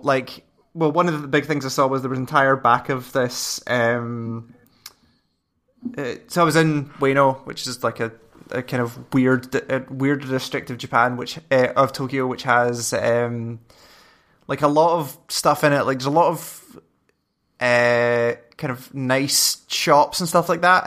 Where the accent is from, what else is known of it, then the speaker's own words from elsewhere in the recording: Scotland, United Kingdom; I'm Scottish and six foot three